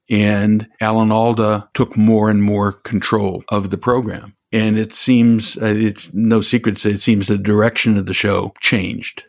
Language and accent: English; Chicago, Illinois, United States; I'm from Chicago